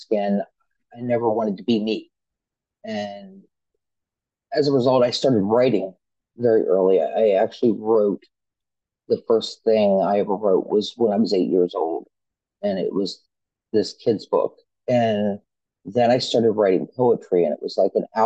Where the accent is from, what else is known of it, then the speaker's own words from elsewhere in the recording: Pennsylvania, United States; I'm from Pennsylvania. I'm born and raised here